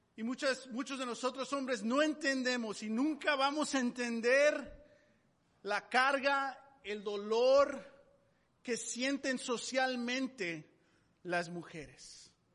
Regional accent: Mexico; moved away; Yo, yo nací en México

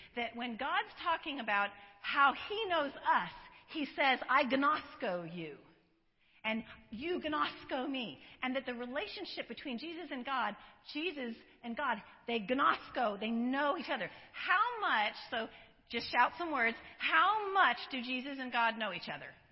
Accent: Colorado, United States; now in San Diego, United States; I live in San Diego. I was born in, uh, not born, but I was raised in Colorado.

